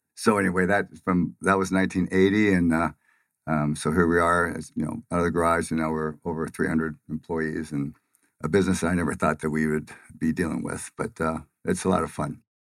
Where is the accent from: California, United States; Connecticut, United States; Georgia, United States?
California, United States; Pomona; moved away as an adult; now in Phoenix, United States; from Pomona, California, which is, uh, a, well, saying it's a lower middle class, uh, area is giving it a lot of credit